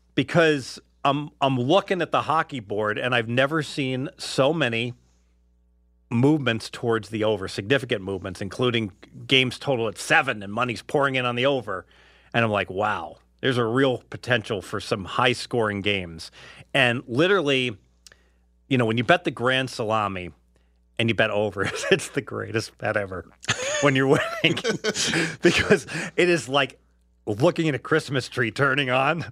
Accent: Cincinnati, Ohio, United States; now in Henderson, United States; growing up in Cincinnati

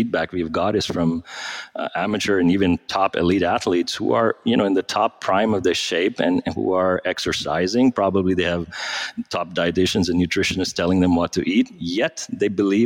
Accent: India; moved away; I grew up in India, trained as a doctor.

